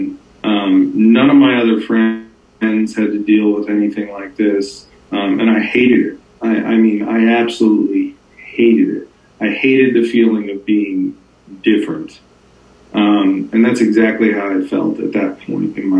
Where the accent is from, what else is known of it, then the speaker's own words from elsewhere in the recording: Northern New Jersey, United States; I grew up in Northern New Jersey